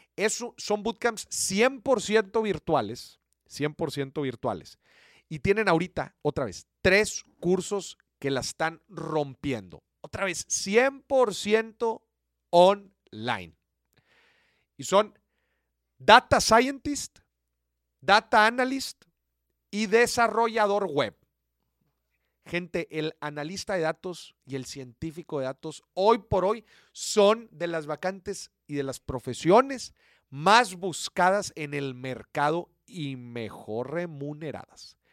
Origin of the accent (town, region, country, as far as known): Mexico